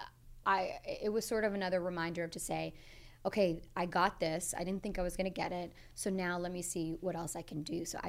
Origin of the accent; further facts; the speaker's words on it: Boston, Massachusetts, United States; I'm from Boston, Massachusetts.